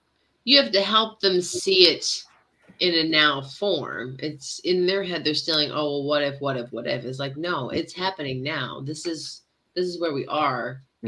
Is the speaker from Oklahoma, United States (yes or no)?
no; New York, United States; now in Kentucky, United States